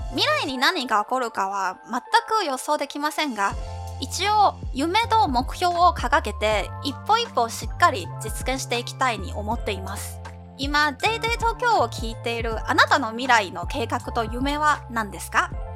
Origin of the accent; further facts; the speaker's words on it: Zhongli, Taoyuan, Taiwan; Japanese is a second language; moved away as an adult; now in Tokyo, Japan; 私の地元、桃園空港からタクシー40分くらいに着く中歴、ジョンリーです